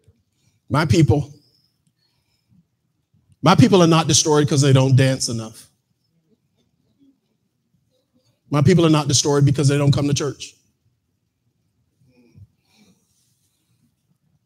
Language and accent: English; Mississippi, United States; I'm from Mississippi.